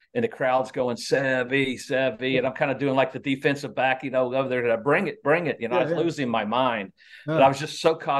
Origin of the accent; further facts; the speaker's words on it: Indiana, United States; moved away as an adult; also born or lived in Mississippi; I grew up in Indiana and now living in Mississippi at the time